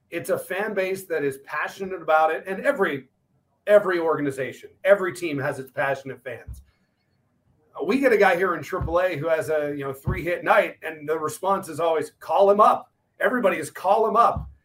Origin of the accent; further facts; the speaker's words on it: Pittsburgh, Pennsylvania, United States; moved away; I grew up in the Pittsburgh area.